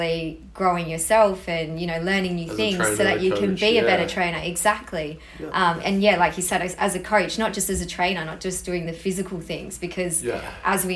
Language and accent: English; Perth, Western Australia, Australia; I was born in Australia, born in Perth actually, lived here my whole life.